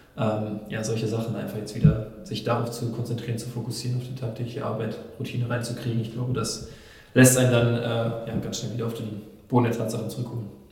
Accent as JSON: {"language": "German", "town": "Nordkirchen", "region": "North Rhine-Westphalia", "country": "Germany", "tie": "born or raised there", "said": "in Nordkirchen, in meiner Heimat"}